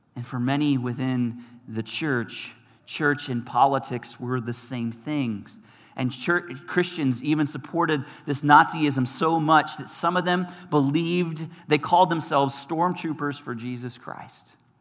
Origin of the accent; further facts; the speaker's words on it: United States; our American culture